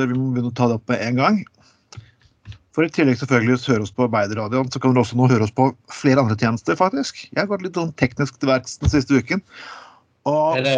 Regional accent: Skien, Vestfold og Telemark, Norway; jeg bodde hjemme i Skien hos foreldrene mine. det var et bystyr i Skien.

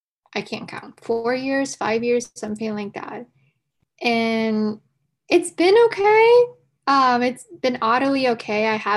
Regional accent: Brazil; moved away; Brazil, my home country

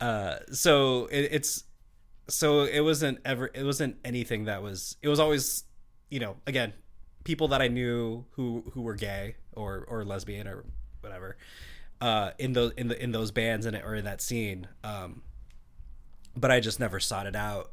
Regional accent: Seattle, Washington, United States; I grew up here in Seattle

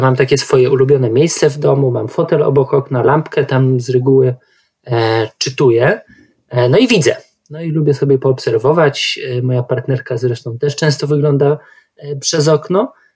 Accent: Warsaw, Masovian Voivodeship, Poland; Sam wychowałem się w mieście, Warszawa jest mi bardzo bliska

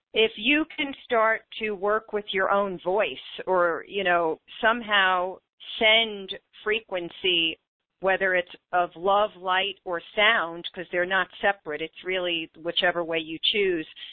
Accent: New York, United States; moved away as an adult; also born or lived in West Coast; being a New Yorker away from home

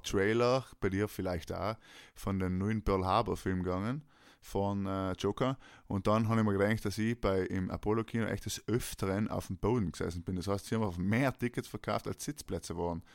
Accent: South Tyrol, Trentino-Alto Adige, Italy; now in Vienna, Austria; ist Tanzen natürlich unser Ding als Südtiroler

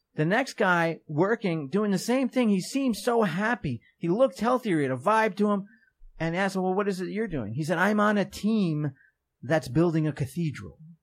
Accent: New York, United States; I'm twenty, I'm from New York

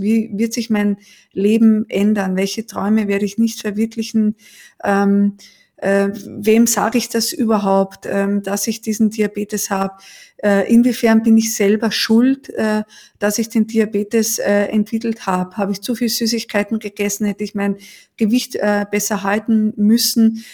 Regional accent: Vienna, Austria; moved away as an adult; now in Heidelberg, Germany; Ich bin in Wien geboren und habe die ersten 30 Jahre da auch verbracht.

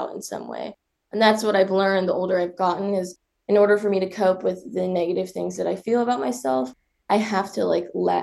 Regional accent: Wichita, Kansas, United States; growing up in Wichita, Kansas.

